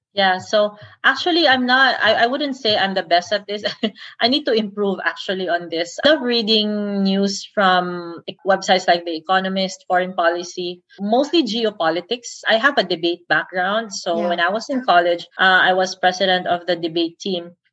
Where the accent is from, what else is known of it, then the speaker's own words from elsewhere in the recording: Davao City, Davao Region, Philippines; I'm from Davao